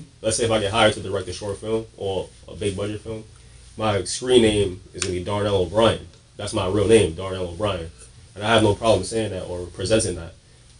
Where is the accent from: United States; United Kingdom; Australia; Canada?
United States; New York City, New York; Born in Brooklyn, raised.